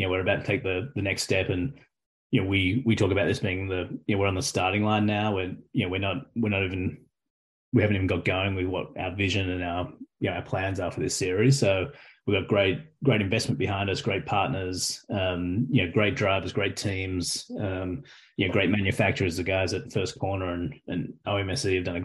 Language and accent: English; Australia; accent: Australian; now in United States; as an Australian